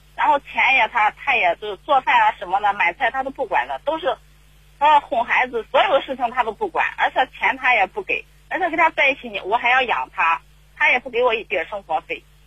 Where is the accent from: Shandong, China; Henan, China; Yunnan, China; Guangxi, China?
Henan, China; 我们是河南的